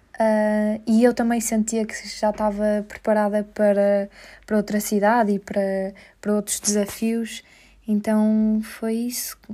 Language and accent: Portuguese; Porto, Norte, Portugal; moved away as an adult; now in Lisbon, Portugal; sou do Porto, vivo em Lisboa há 3 anos